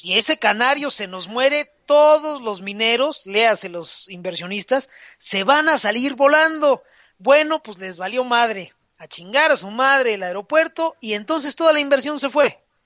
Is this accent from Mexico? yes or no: yes; Mexico